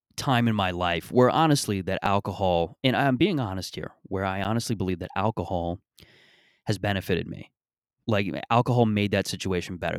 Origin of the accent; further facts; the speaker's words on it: Mississauga, Ontario, Canada; when I was growing up in Mississauga and growing up in, in this area